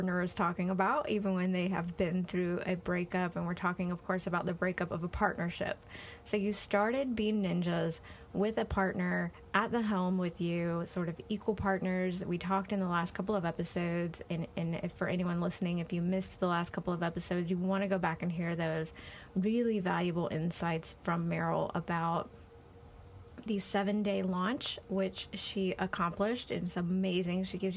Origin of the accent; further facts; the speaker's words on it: Florida, United States; I'm from Florida